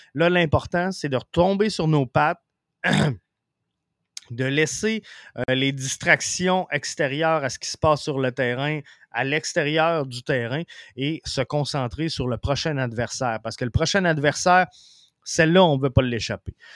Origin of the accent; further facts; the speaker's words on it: Quebec City, Quebec, Canada; now in Rivière-du-Loup, Canada; Je viens de Québec, mais euh, je demeure à Rivière-du-Loup